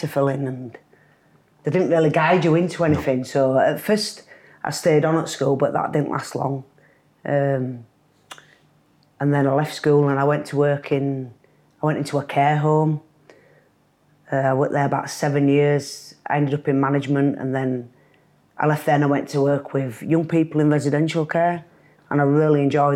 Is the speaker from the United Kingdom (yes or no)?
yes; Leeds, Yorkshire and the Humber, United Kingdom; Growing up in Leeds, very different to growing up today and very different to how my lad will grow up. I lived in Errols, near Chapel Town.